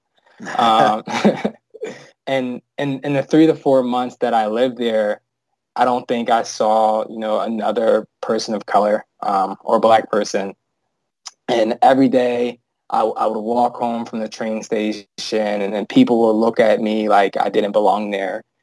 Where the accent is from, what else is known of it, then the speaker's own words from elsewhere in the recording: United States; now in Chicago, United States; a black male growing up in America